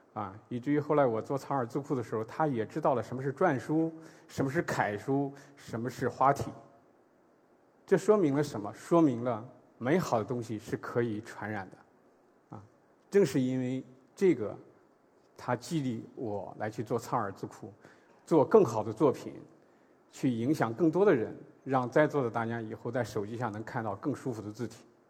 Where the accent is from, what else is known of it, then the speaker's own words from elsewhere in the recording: China; 我们内地